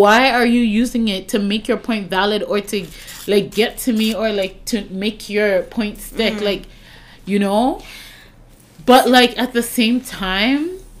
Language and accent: English; Bronx, New York, United States; Always hear, like, you know, I'm from the Bronx, so you know...